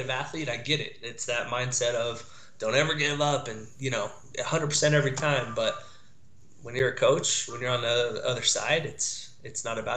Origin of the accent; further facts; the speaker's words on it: Dallas, Texas, United States; I grew up with him in Dallas and Texas